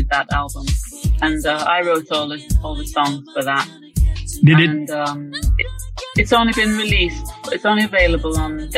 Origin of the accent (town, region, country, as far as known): Jamaica; born or raised there; moved away as an adult; now in London, United Kingdom